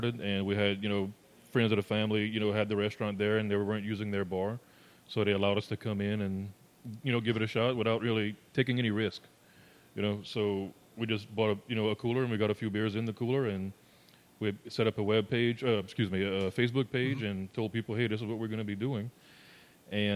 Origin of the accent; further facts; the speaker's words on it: Lower Lafourche Parish, Louisiana, United States; I'm from Lower Lafourche Parish